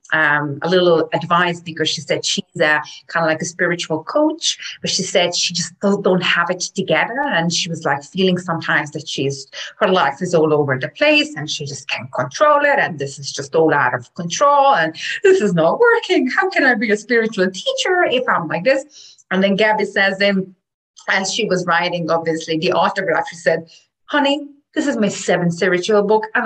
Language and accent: English; Hungary; now in Ireland; I'm from Hungary